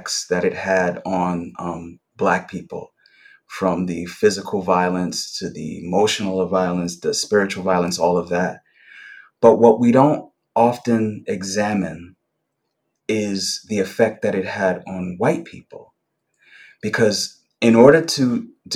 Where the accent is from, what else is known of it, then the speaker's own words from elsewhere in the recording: New York City, New York, United States; I grew up in Brooklyn in the 70s and 80s, and I grew up in a particular neighborhood on the border of Gravesend and Bensonhurst